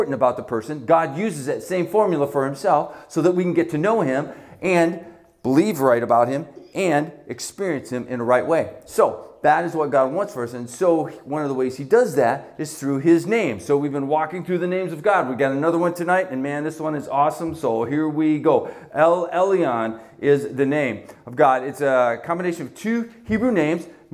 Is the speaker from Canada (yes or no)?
yes; Canada; now in Buffalo, United States; I was born in Canada